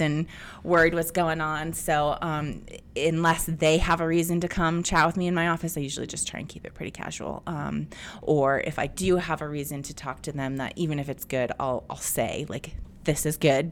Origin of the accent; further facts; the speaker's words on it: Bay Area, California, United States; I'm a product of the eighties and I grew up in the Bay Area